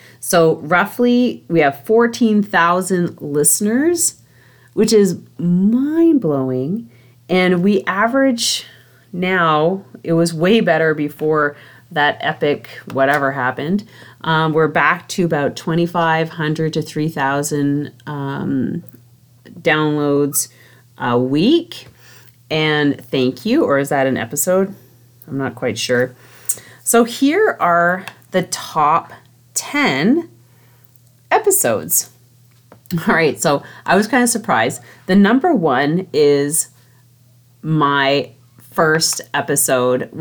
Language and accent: English; Canada; I'm Canadian